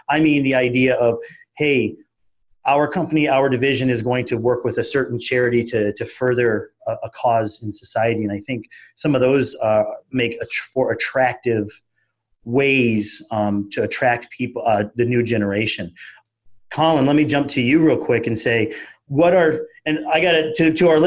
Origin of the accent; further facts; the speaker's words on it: Southeast Iowa, United States; moved away as an adult; also born or lived in Chicago, Illinois; I'm from Southeast Iowa